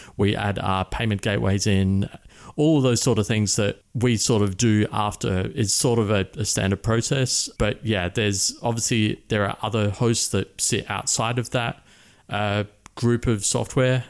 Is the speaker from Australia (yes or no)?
yes; Adelaide, South Australia, Australia; moved away as an adult; now in Chiang Mai, Thailand; I grew up in Adelaide, which is a city of about a million people in the centre and down the bottom.